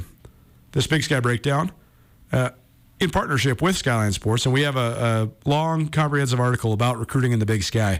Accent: Northern Arizona, United States; I'm from Northern Arizona. My family's from Northern Arizona. My parents grew up in Sedona, Arizona

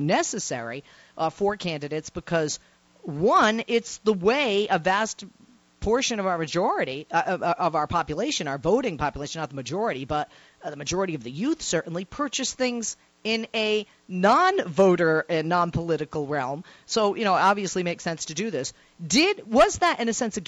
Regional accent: Boston, Massachusetts, United States; also born or lived in Fall River, Massachusetts; I am originally from Boston, born in Fall River, Mass.

